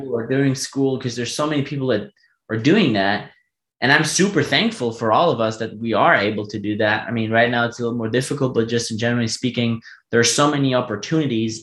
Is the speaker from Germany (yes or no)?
yes; Germany; first language German; English is a second language; also born or lived in United States